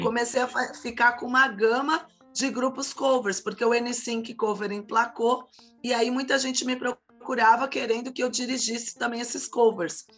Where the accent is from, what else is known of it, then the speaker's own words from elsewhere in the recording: Santos, São Paulo, Brazil; now in São Vicente, Brazil; moro atualmente na cidade de São Vicente, litoral de São Paulo, mas nasci em Santos